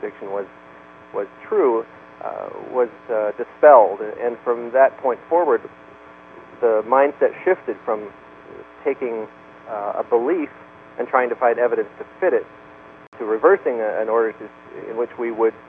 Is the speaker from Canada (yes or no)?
yes; Canada; moved away; I'm Canadian by birth